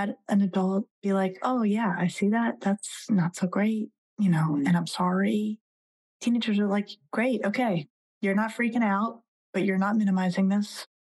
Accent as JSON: {"language": "English", "region": "Colorado", "country": "United States", "tie": "born or raised there", "said": "I grew up in Colorado and I worked as a bus girl until I could buy myself a car"}